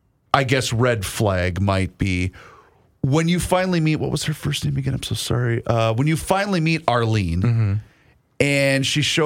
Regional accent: Faribault, Minnesota, United States; moved away; My hometown of Faribault, Minnesota

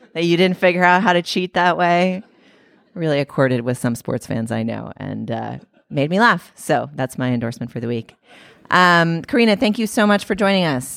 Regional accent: Boston, Massachusetts, United States; my hometown of Boston

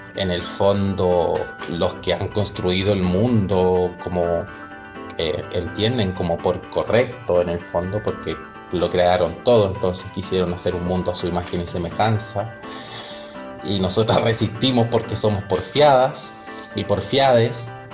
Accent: Chile; Soy chilena

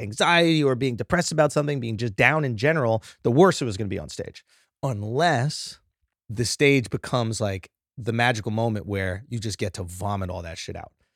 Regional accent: New York, United States; born or raised there

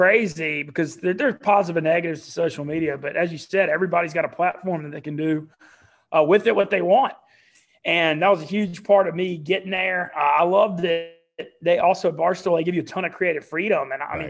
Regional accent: Louisiana, United States; also born or lived in Oxford, Mississippi; I'm from Louisiana, but went to Ole Miss. So I do have deep ties in Louisiana as well.

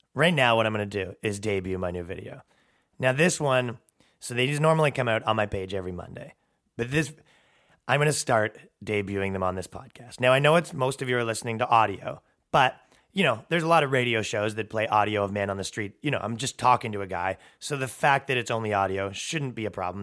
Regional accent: Toronto, Ontario, Canada; now in New York, United States; I'm from fucking Toronto. It's a five million person metropolitan

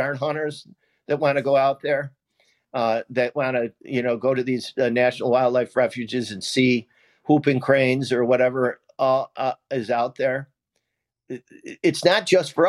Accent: Central New York, United States; When I was growing up in Central New York

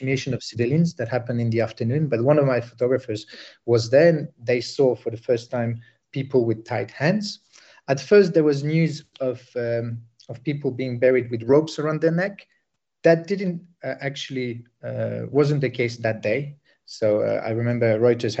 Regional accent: Sarajevo, Bosnia & Herzegovina; moved away; I'm originally from Bosnia. I'm from Sarajevo

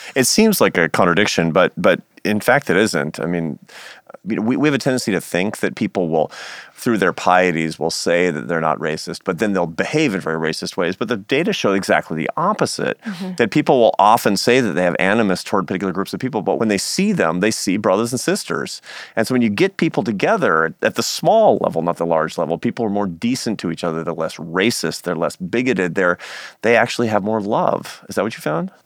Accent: Seattle, Washington, United States; moved away; my hometown of Seattle

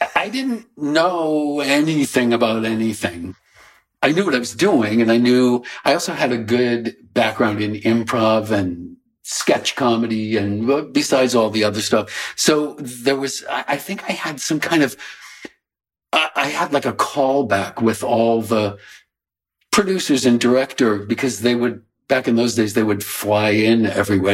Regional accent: Coventry, Rhode Island, United States; also born or lived in Warwick, Rhode Island; when I was a teeny infant, uh, the family sold the Warwick house and we moved to the little shack in Coventry. So I grew up in a little shack.

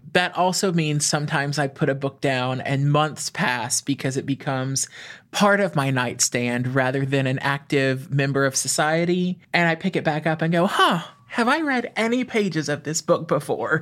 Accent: East Texas, United States; moved away as an adult; now in Louisiana, United States; I grew up in a small town in East Texas. I grew up on a twenty-acre farm in the middle of nowhere

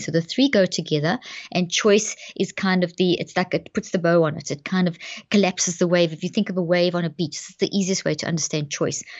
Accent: South Africa; moved away as an adult; also born or lived in Zimbabwe; now in Dallas, United States; I was born in Zimbabwe and grew up in South Africa, and we've been in the States now for twelve years. So we're based in Dallas

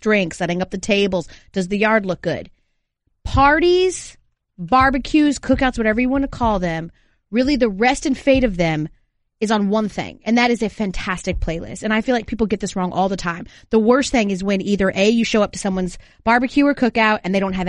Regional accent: Georgia, United States; growing up in Georgia

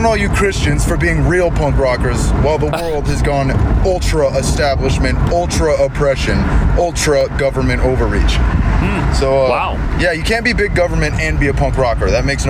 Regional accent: New York, United States; I grew up in New York.

